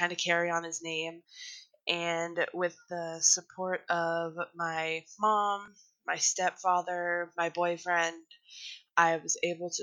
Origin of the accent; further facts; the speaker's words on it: Arnold, Pennsylvania, United States; moved away; also born or lived in Vernon Township; Back home, in my hometown of Arnold, Pennsylvania, I started helping out a lot at our fire department